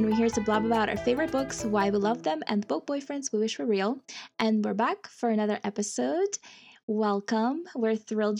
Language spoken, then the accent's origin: English; Russia; now in Arizona, United States; I grew up in Russia, so it's like that's not something anybody has.